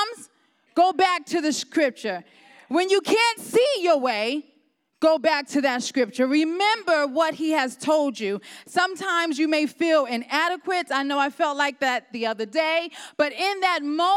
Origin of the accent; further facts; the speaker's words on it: New York City, New York, United States; moved away as an adult; now in Ohio, United States; I'm originally from New York. I lived there for probably 25 years. I was born and raised there.